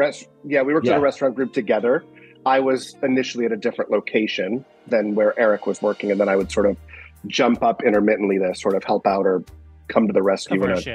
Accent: Rochester Hills, Michigan, United States; accent: Midwesterner; moved away; also born or lived in Detroit, Michigan; I was born in Detroit, but I was raised in a town called Rochester or Rochester Hills.

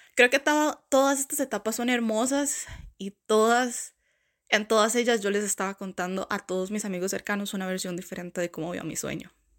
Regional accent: Costa Rica; moved away as an adult; now in Canada; Vengo de esa tierra del pura vida

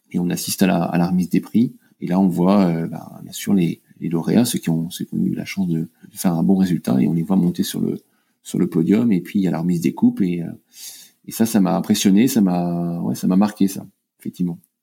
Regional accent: Finistère, Brittany, France; là où j'ai grandi dans le Finistère. J'ai appris à naviguer à saint paul le léon

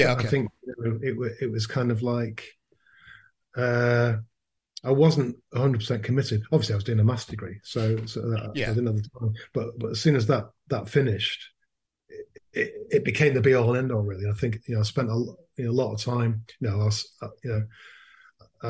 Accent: Manchester, North West England, United Kingdom; moved away as an adult; also born or lived in Leeds; I was born in Leeds. And my parents moved to Manchester when I was about three

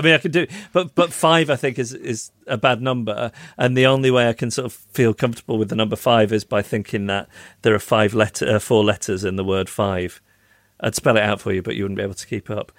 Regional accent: Macclesfield, North West England, United Kingdom; my hometown of Macclesfield.

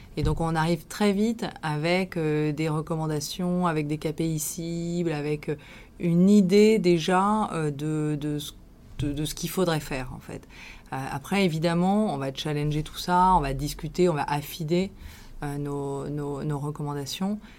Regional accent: Villefranche-sur-Saône, Auvergne-Rhône-Alpes, France; moved away as an adult; also born or lived in Lyon; now in Paris, France; je suis originaire de la région lyonnaise. J'ai vécu mon enfance à Villefranche-sur-Saône et mes années de lycéenne à Lyon

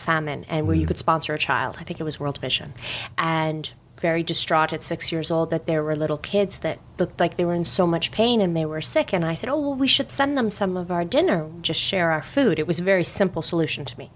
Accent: Canada; first language English; also born or lived in Hyderabad, India / Toronto; Originally from Hyderabad, India. That's where I was born. Raised in Canada from a very young age

